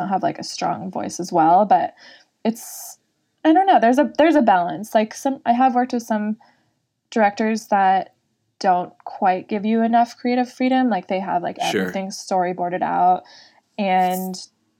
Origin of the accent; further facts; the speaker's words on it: Northern California, United States; accent: valley girl / surfer dude; I'm from Northern California